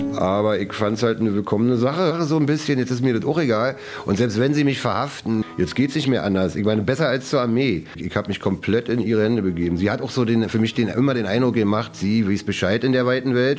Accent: Berlin, Germany; accent: Berlinern; bin Ostberliner. Ja, aber ich kann auch Hochdeutsch sprechen. Ja, jetzt bin ich tatsächlich schon 55. Geboren bin ich in Ostberlin im schönen grünen Köpenick

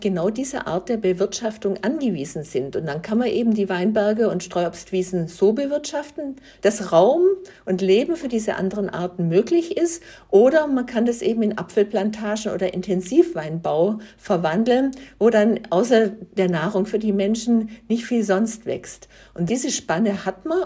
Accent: Germany; bei uns in Deutschland, in Europa

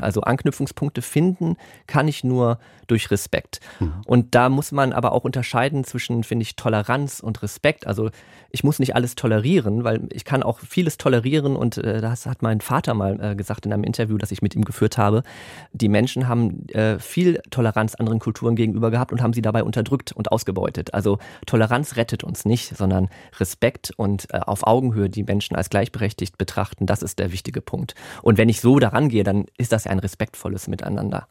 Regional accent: Germany; first language German; Und ich bin aber in Deutschland aufgewachsen und da haben wir nur Deutsch gesprochen

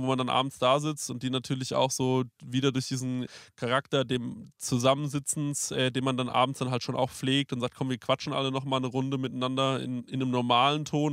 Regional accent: Aschaffenburg, Bavaria, Germany; bei uns in Aschaffenburg

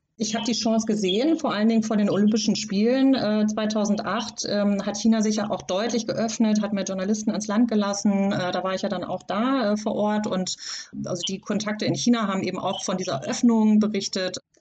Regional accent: Germany; also born or lived in Hong Kong; als äh, Deutsche

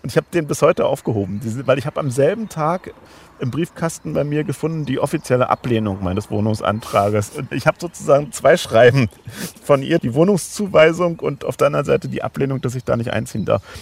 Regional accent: Schwerin, Mecklenburg-Vorpommern, Germany; aber von meinem Herzen her, wie gesagt, bin ich eigentlich norddeutsch und würde auch sagen, Schwerin ist eigentlich meine Heimatstadt

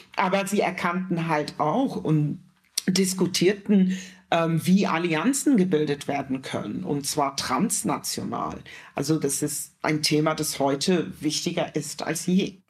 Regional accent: Germany; als Deutsche zu verstehen, nämlich als, als schwarze Deutsche

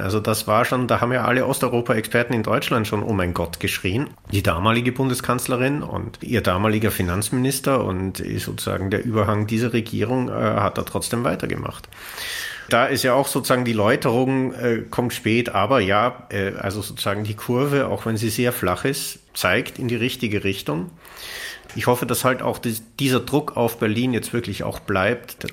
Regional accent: Austria; mein Heimatland Österreich

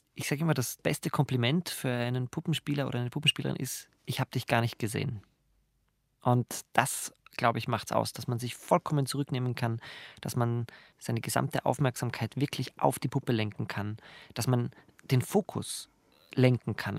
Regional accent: Graz, Styria, Austria; ich komme aus Graz

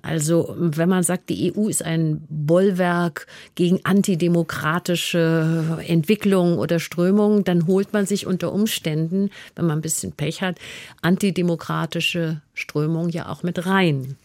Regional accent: Germany; für uns als Deutsche

